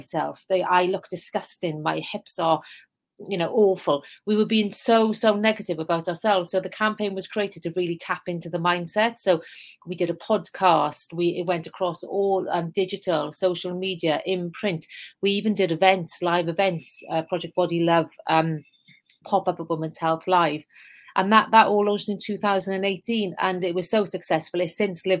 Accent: South Wales Valleys, United Kingdom; accent: Welsh; moved away; So as you can tell, I have a Welsh accent. I'm from the South Wales Valleys, a very deprived area. In fact, the village next to the one I grew up in is officially the most deprived in the whole of the UK.

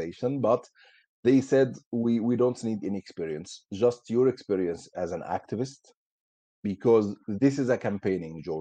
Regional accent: Damietta Governorate, Egypt; English is a second language; moved away as an adult; now in United Kingdom; I'm originally from Egypt. I was born in 1985, in 30 March 1985. I was raised in a political family

